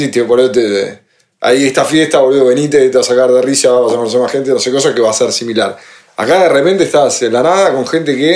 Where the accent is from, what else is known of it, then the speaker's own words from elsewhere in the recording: Spain; Le digo, dale, vamos, conocemos gente, somos españoles